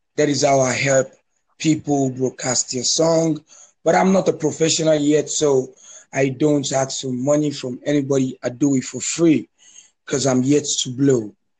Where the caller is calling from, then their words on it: Lagos, Nigeria; I'm calling you from Lagos, Nigeria